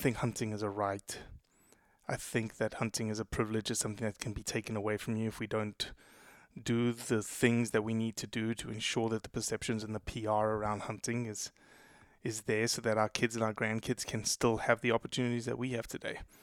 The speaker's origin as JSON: {"language": "English", "town": "Johannesburg", "region": "Gauteng", "country": "South Africa", "tie": "born or raised there", "also_born_or_lived": "Brazil", "moved": "yes", "lives_now": "Mississippi, United States", "said": "I was born in Brazil. I was raised in South Africa since I was four years old. So essentially born and raised in South Africa."}